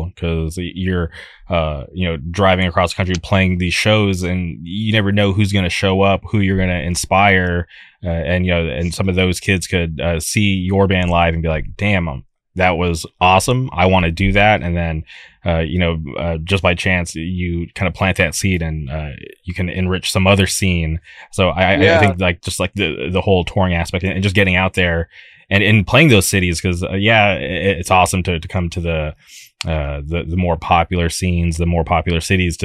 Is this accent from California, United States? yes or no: yes; Palm Springs, California, United States; Growing up, I lived in the Palm Springs area, and we barely had a scene